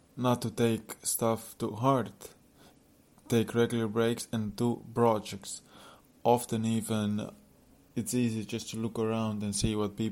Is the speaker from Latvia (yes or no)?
yes; Latvia; now in Poland; I'm from Latvia with mixed background, currently in Poland with girlfriend